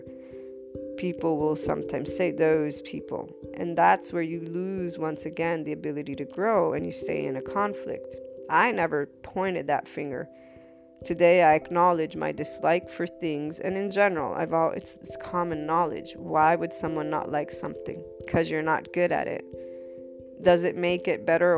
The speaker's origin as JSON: {"language": "English", "country": "United States", "said": "my mother's Neapolitan, so Naples, Italy. And as an American, being bicultural"}